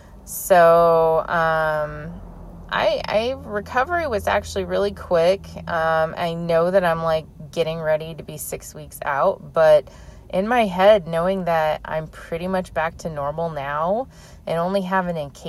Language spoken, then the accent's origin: English; California, United States; I grew up in California my entire life